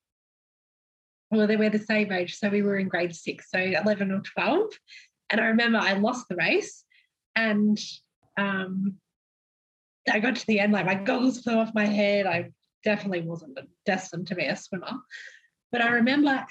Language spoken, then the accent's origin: English; Melbourne, Victoria, Australia; growing up in Melbourne, I think I had a pretty normal childhood